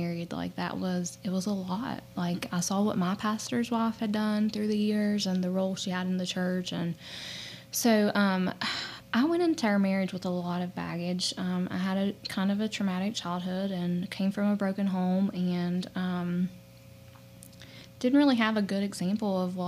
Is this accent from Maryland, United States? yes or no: no; Logan County, West Virginia, United States; also born or lived in Lincoln County, West Virginia; I'm from Logan County originally. So we actually met at the church camp in Salt Rock that we grew up